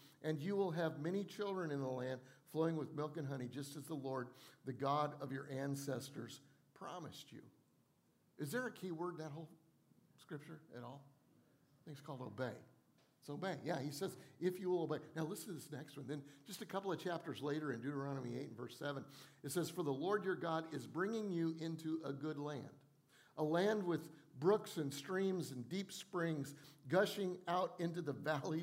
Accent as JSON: {"language": "English", "region": "Colorado", "country": "United States", "tie": "born or raised there", "moved": "yes", "lives_now": "Charleston, United States", "said": "I grew up in Colorado where we had all four seasons"}